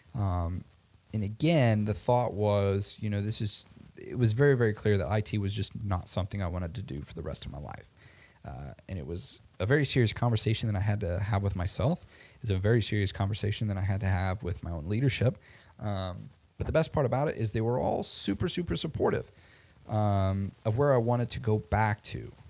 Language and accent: English; Omaha, Nebraska, United States; I went to a school in my hometown called Creighton University